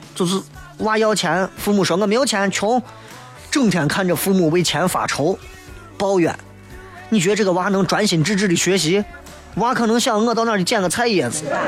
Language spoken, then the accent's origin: Chinese; Xi'an, Shaanxi, China; 以俺屋的条件在西安算是很一般，很一般